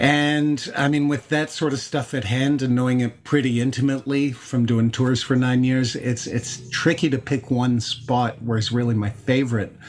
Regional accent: Canada; I'm I'm Irish Canadian

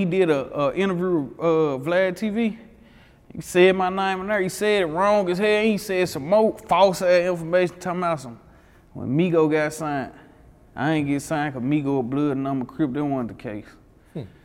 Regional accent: Memphis, Tennessee, United States; I grew up in Whitehaven, but my mama, like, she all over. Mm-hmm. My mama was South Memphis, Raleigh, like, she was everywhere

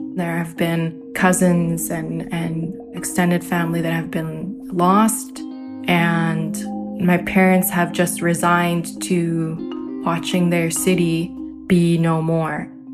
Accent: Ontario, Canada; also born or lived in Derna, Libya; I am a Canadian Libyan in Ontario, Canada. Both my dad's side and mother's side of my families originate from Derna

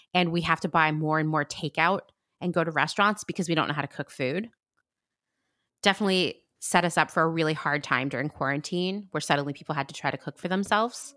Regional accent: Pennsylvania, United States; I grew up in Pennsylvania

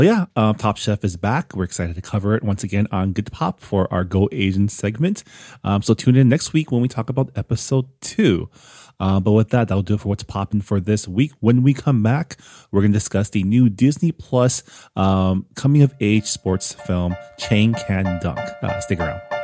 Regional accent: Canada; now in United States; Canada, my home country

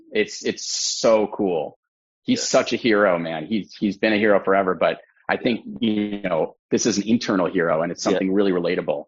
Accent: Los Angeles, California, United States; I grew up in Los Angeles

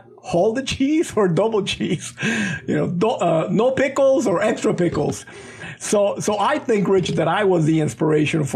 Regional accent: Venezuela; English is a second language; moved away as an adult; also born or lived in Los Angeles, United States / Guatemala; now in United States; my family actually moved back to Guatemala and then eventually to Venezuela, where I grew up

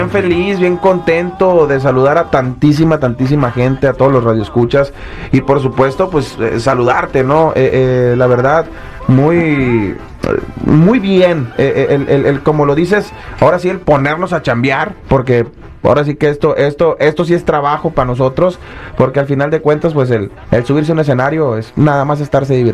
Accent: Mazatlán, Sinaloa, Mexico; Mira, en, mi caso, eh, que soy, soy de Mazatlán, este Mazatlán es un lugar muy chiquito, pues está, bien morrito

